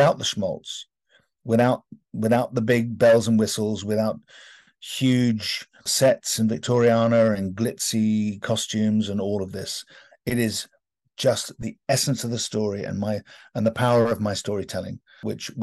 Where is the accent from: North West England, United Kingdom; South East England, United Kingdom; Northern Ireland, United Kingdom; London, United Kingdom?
London, United Kingdom; accent: British; being British and having grown up in London